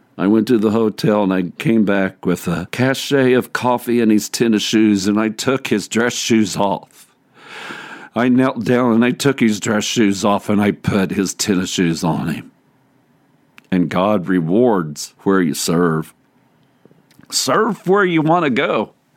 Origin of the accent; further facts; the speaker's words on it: Cowgill, Missouri, United States; I grew up in Cowgill. A Methodist kid